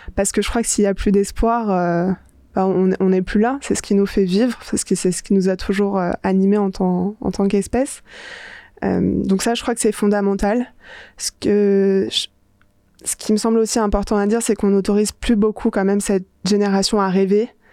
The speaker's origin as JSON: {"language": "French", "town": "Paris", "region": "Île-de-France", "country": "France", "tie": "born or raised there", "said": "j'ai grandi à Paris"}